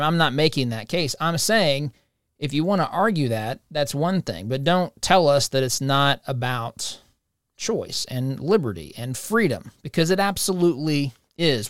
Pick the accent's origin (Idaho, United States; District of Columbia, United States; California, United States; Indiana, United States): Indiana, United States; Monrovia; moved away; it's in my hometown